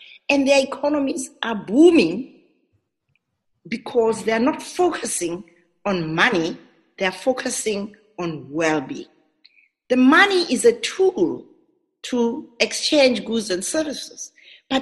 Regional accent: South Africa; us as a South African society

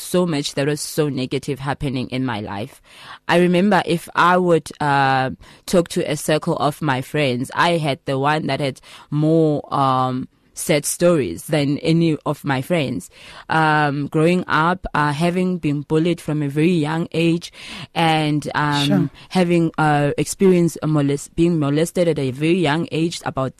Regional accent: Mthatha, Eastern Cape, South Africa; now in Johannesburg, South Africa; I am from the Eastern Cape, Mthatha.

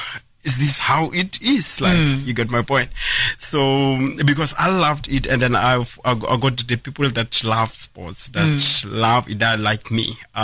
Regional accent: Bushbuckridge, Mpumalanga, South Africa; moved away as an adult; now in Nelspruit, South Africa; I'm originally from Bushbuck Ridge. I came to Nelspruit in 2011.

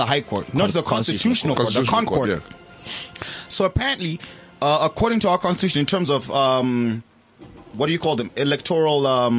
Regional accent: Morocco; My home country, Morocco.

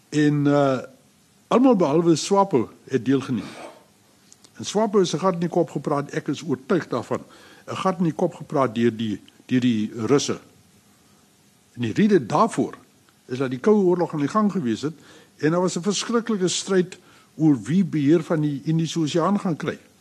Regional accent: South Africa

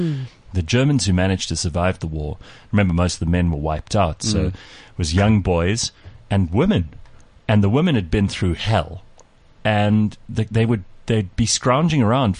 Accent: South Africa; the reason I'm South African is because he was stationed in Durban.

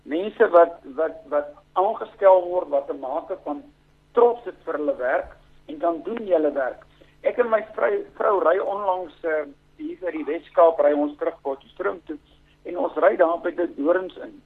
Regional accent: South Africa; ek is 'n Suid-Afrikaner, Afrikaans sprekende en ek woon graag in hierdie

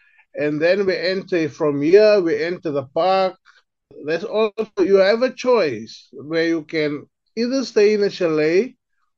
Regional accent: Northern Cape, South Africa; I grew up with people in the Kalahari, went to school with the Khoik and Kumani people.

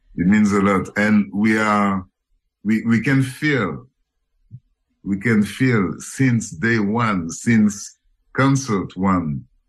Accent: Senegal; also born or lived in Cameroon; now in Paris, France; From Cameroon. And I was raised in Senegal

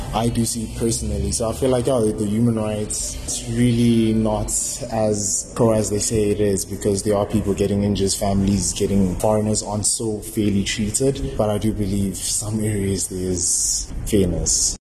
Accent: South Africa; as the South African natives

